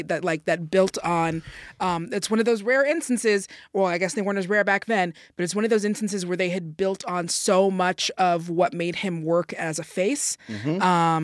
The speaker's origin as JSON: {"language": "English", "town": "Seattle", "region": "Washington", "country": "United States", "said": "I'm from Seattle"}